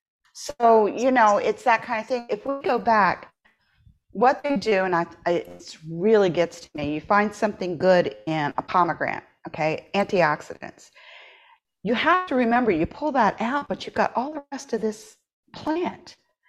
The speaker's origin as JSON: {"language": "English", "region": "Appalachia", "country": "United States", "tie": "born or raised there", "said": "I grew up in Appalachia. I spent my summers there."}